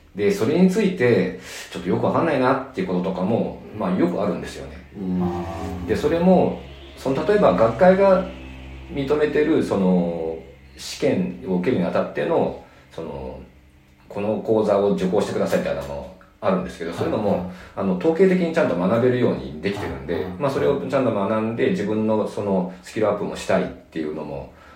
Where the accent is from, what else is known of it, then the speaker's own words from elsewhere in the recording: Nagano, Japan; now in Tokyo, Japan; 僕は長野の出身ですね